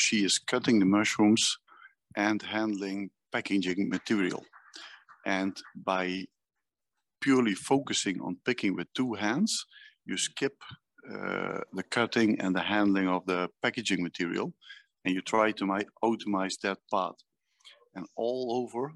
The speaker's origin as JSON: {"language": "English", "country": "Netherlands", "said": "I'm from Holland."}